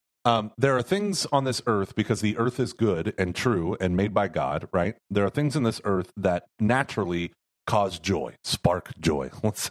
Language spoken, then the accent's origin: English; Houston, Texas, United States; Well, we are from Houston.